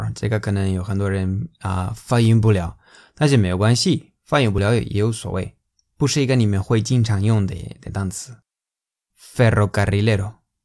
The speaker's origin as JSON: {"language": "Chinese", "region": "Valencian Community", "country": "Spain", "tie": "born or raised there", "second_language": "Chinese", "moved": "yes", "said": "这是在我家乡， 这是巴连西亚"}